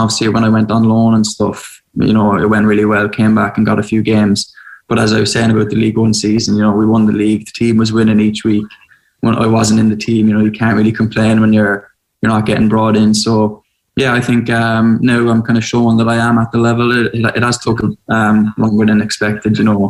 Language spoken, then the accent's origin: English; Ireland; moved away; You know, I moved over from Ireland to play football, like, make no bones about that.